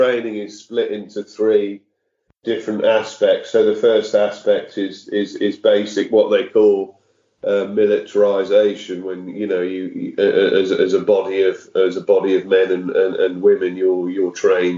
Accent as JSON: {"language": "English", "town": "Wolverhampton", "region": "West Midlands", "country": "United Kingdom", "tie": "born or raised there", "moved": "as an adult", "said": "I grew up in Wolverhampton in the West Midlands"}